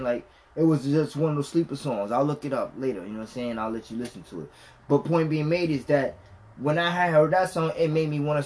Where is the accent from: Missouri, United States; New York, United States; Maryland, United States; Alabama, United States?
New York, United States; we're from New York